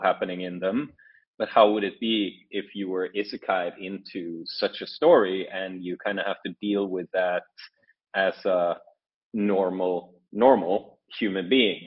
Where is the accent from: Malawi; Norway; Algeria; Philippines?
Norway; moved away as an adult; now in Shanghai, China; I'm from Norway, um, but I'm currently uh, currently in Shanghai